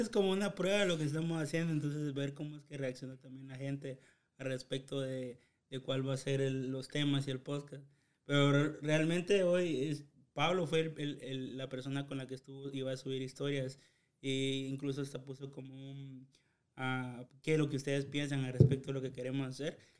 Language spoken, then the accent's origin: Spanish; Chiquimula, Guatemala; now in United States; yo soy de Chiquimola